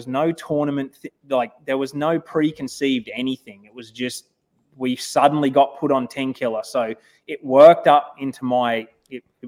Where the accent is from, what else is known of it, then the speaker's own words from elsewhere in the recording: Australia; moved away as an adult; now in United States; I'm more American now than Australian